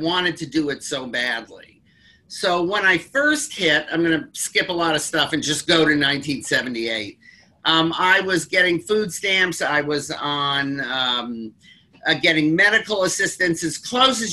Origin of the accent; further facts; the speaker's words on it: Detroit, Michigan, United States; I grew up in Detroit when Motown was coming up